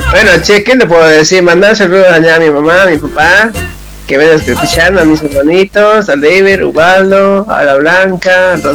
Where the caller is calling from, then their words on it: São Paulo, Brazil; Acá de San Paulo, Brasil.